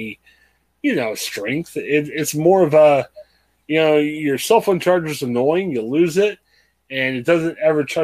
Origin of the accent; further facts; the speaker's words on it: Ohio, United States; We're two guys from Ohio